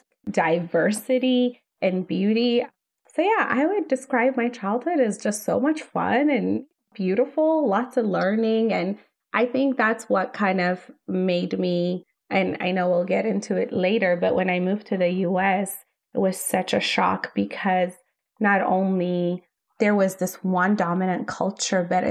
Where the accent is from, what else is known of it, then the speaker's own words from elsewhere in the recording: Ethiopia; moved away as an adult; now in United States; I grew up in Ethiopia. I am from Ethiopia